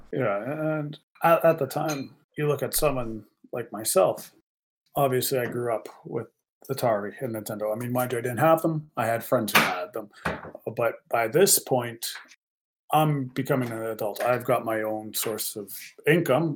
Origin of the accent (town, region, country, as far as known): Canada